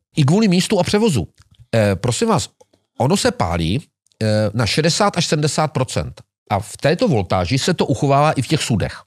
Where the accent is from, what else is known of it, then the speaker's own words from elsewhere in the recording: Moravia, Czechia; u nás na Moravě